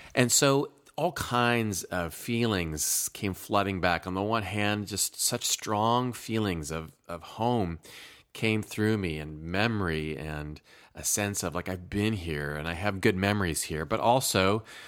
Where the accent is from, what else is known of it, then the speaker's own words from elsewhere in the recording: Eldora, Iowa, United States; moved away; my family made our annual August trip back to my home state of Iowa.